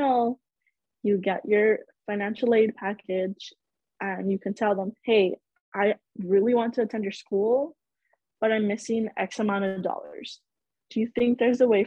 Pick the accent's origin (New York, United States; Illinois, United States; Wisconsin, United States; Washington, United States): Illinois, United States; Chicago; also born or lived in Cedar Rapids, Iowa; I am born and raised in Chicago.